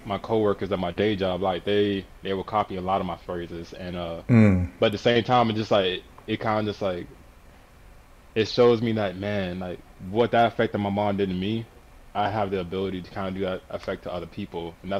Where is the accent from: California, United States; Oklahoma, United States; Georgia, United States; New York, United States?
Georgia, United States; Suwanee; Yeah. Swanee, Georgia.